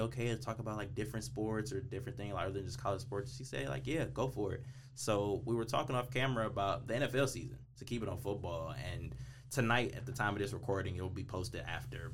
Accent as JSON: {"language": "English", "town": "Detroit", "region": "Michigan", "country": "United States", "said": "I'm from Detroit"}